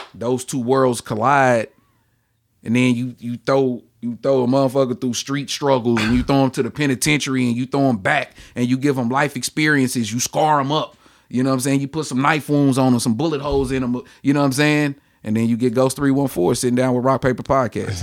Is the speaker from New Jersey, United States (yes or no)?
no; Ferguson, Missouri, United States; I am from Ferguson, uh, born and raised in Ferguson.